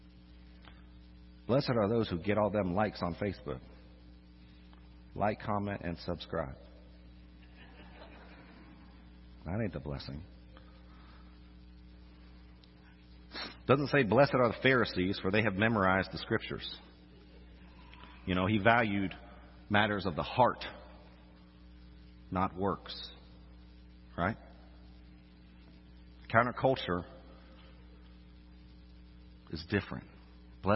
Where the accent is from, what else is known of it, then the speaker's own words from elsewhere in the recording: Orlando, Florida, United States; moved away as an adult; also born or lived in Arkansas; now in Louisiana, United States; I'm from Orlando, by the way. That's a different kind of Florida.